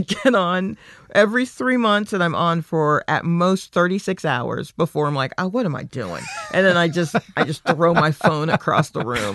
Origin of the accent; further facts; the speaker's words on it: Stone Mountain, Georgia, United States; I grew up in Stone Mountain